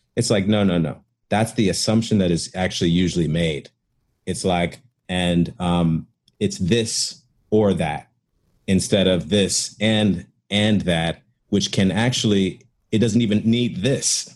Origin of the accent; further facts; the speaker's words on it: Chicago, Illinois, United States; moved away; also born or lived in Cincinnati; I grew up in Chicago too